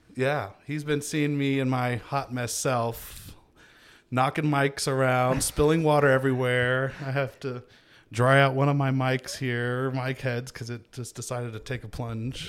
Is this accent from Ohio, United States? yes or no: no; Kansas City, Missouri, United States; also born or lived in Grand Valley; my hometown